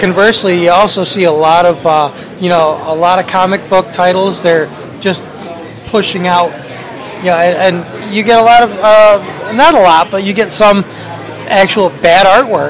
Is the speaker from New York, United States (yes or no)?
yes; South Side, New York, United States; I grew up on the South Side